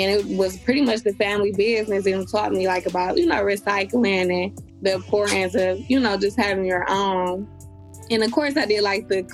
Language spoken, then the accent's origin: English; Detroit, Michigan, United States; I'm from Detroit